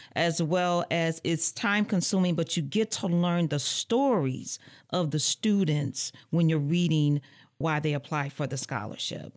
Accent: Muskegon Heights, Michigan, United States; moved away as an adult; now in Lansing, United States; I hail from Muskegon Heights, Michigan

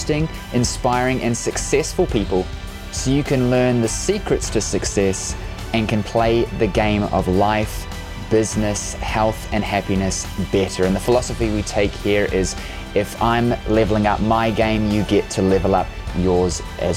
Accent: New Zealand; I'm from New Zealand

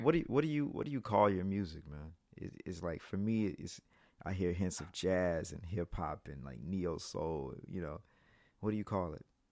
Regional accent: Mississippi, United States; I'm from Mississippi

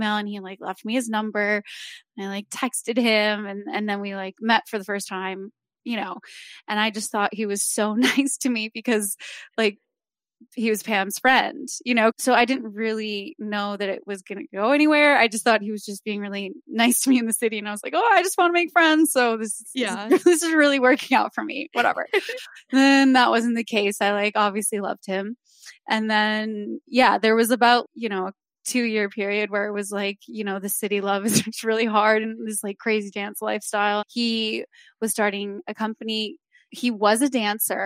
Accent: Wisconsin, United States; moved away as an adult; also born or lived in Arizona; I'm from Wisconsin

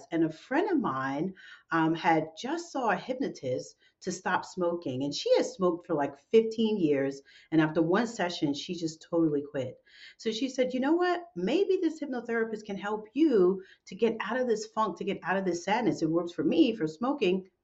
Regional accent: New York City, New York, United States; my hometown of New York City

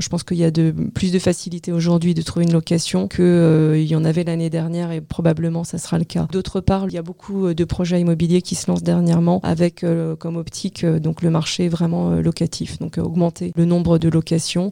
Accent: France; moved away as an adult; also born or lived in Portugal / Brazil; Je suis née en France et je me suis expatriée une première fois de 25 à 30 ans

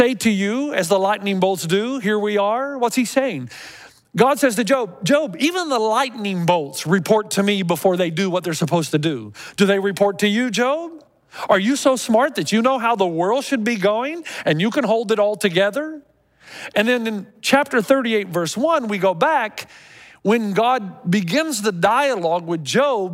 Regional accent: Tennessee, United States; when I was growing up in Tennessee

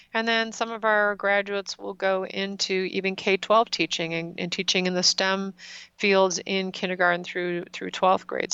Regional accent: Wisconsin, United States; I did do most of my growing up in Wisconsin

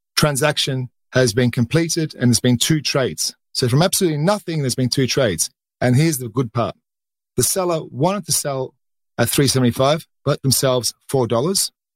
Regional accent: Australia; accent: Australian; moved away; You can hear from my accent, I'm Australian. I started off my career in the Australian markets.

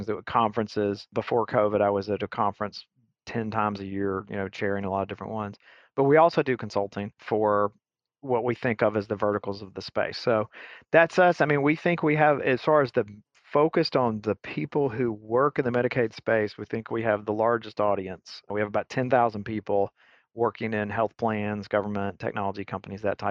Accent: Alabama, United States; moved away as an adult; also born or lived in Atlanta; I'm from Alabama originally

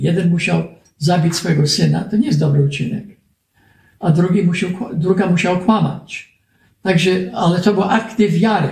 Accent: United States; Polish is a second language; u nas w Ameryce

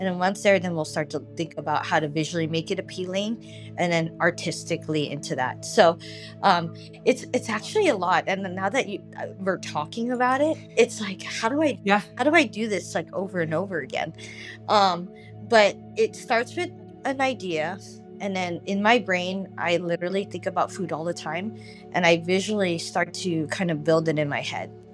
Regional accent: Los Angeles, California, United States; now in San Diego, United States; growing up as a kid, I grew up

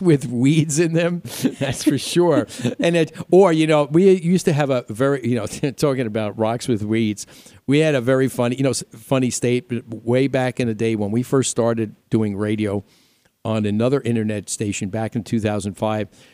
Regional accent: New York, United States; accent: New York; moved away as an adult; now in Arizona, United States; some people still say I still have a little bit of New York left in me, which I probably

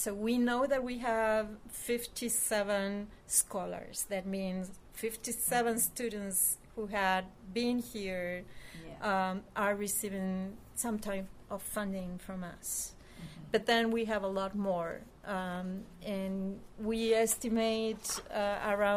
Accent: Argentina; now in United States

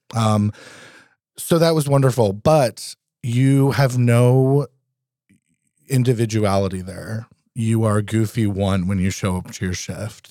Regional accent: Vermont, United States; also born or lived in Philadelphia / New Orleans; now in Alaska, United States; I was born and raised in Vermont

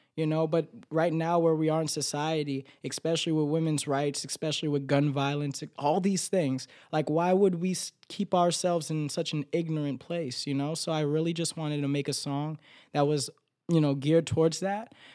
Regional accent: Florida, United States; accent: Florida accent; moved away as an adult; now in New York, United States; just because I'm from Florida, I have to sound like this. Just because I'm from Florida, I have to dress like this

